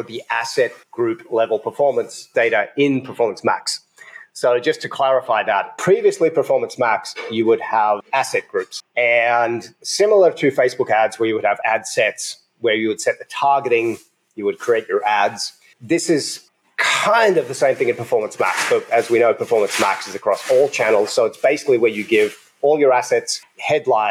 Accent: Australia; also born or lived in United States; now in Ecuador; I'm from Australia, but for 12 years, I lived in the USA.

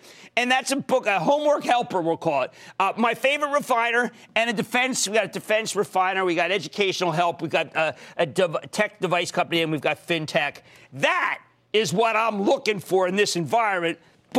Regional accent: New Jersey, United States; moved away; my home state of New Jersey.

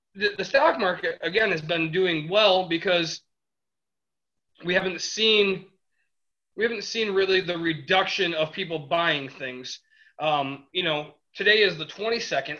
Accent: Detroit, Michigan, United States; we're from the Midwest. That's kind of what our mindset is. I mean, we are we are Detroit area

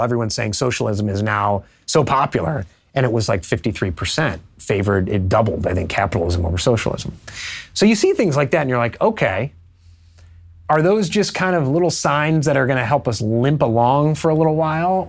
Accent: Illinois, United States; moved away as an adult; also born or lived in DuPage County, Illinois; now in Charleston, United States; I grew up in Illinois when the state was small business haven

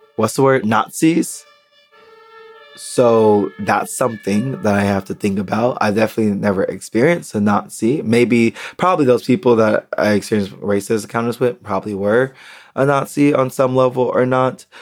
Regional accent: United States; moved away as an adult; now in Berlin, Germany; I'm American

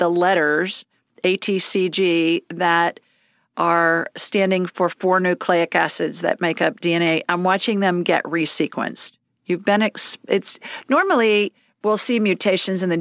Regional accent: Columbus, Ohio, United States; I grew up in Columbus

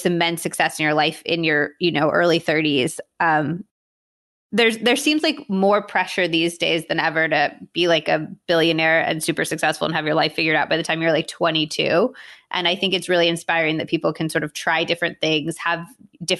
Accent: California, United States; now in New York, United States; I'm from California.

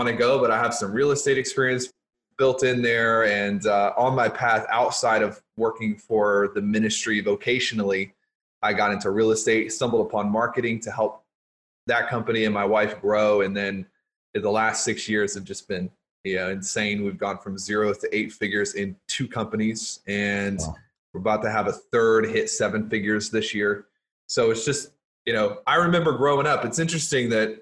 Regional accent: Louisiana, United States; I grew up in Louisiana

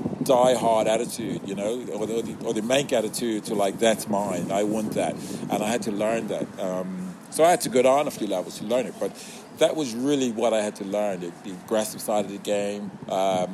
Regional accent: Bermuda; moved away; I'm this kid from Bermuda

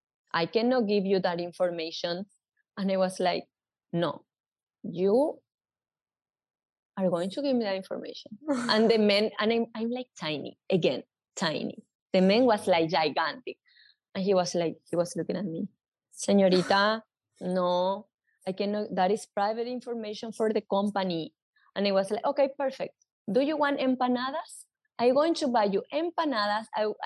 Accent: New York, United States; I come from New York.

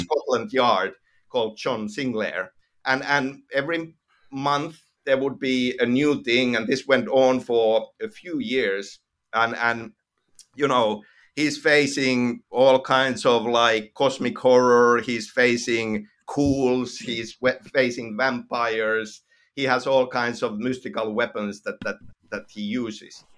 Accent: Finland; accent: Finnish; first language Finnish; English is a second language; I'm from Finland, and, and, and kind of growing up in Finland

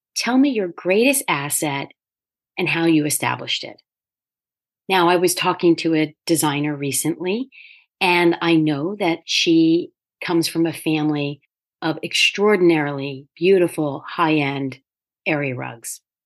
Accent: near Philadelphia, Pennsylvania, United States; I grew up near Philadelphia

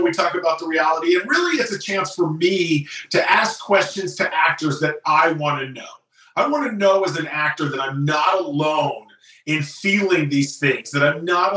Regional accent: the Bay Area, California, United States; now in Los Angeles, United States; I'm from the Bay Area

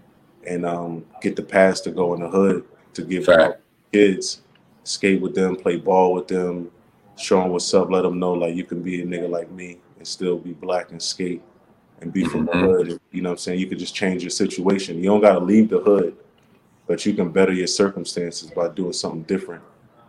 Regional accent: Philadelphia, Pennsylvania, United States; Some people don't even think I'm from Philadelphia. They think I'm from L.A.

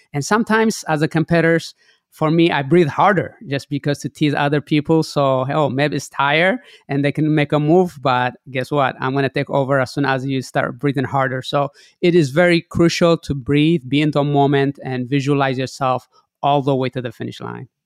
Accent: Eritrea; growing up in Eritrea where I was born

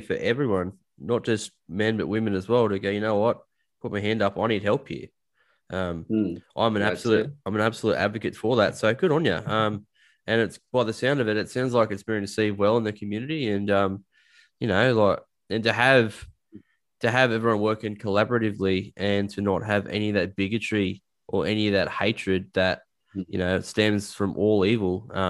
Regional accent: Dubbo, New South Wales, Australia; now in Newcastle, Australia; I'm only 20 minutes away. And to hear something like this going on, I mean, it's great. I mean, I'm from Dubbo originally. For those of you who don't know, it's a community in 4 hours inland from the east coast of Australia. A small country town

